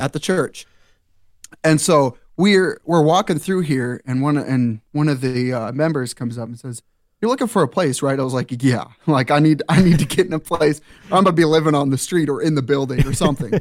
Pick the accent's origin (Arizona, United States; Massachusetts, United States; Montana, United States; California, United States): Montana, United States; Eastern; moved away as an adult; now in Hayden, Idaho, United States; grew up in Eastern Montana, uh, where the churches are small